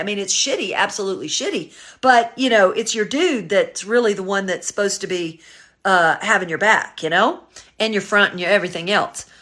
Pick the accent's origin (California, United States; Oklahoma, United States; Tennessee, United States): Tennessee, United States; Memphis; now in Los Angeles, United States; originally I'm from Memphis, Tennessee. Uh, all my family is still there, but I've been living in Los Angeles since nineteen eighty-nine